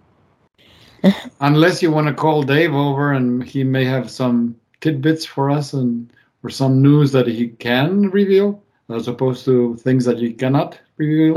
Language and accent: English; Mendoza, Argentina; moved away; my hometown of Mendoza